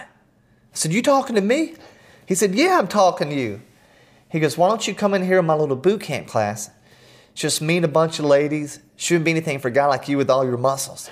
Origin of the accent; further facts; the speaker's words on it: Atlanta, Georgia, United States; growing up in Atlanta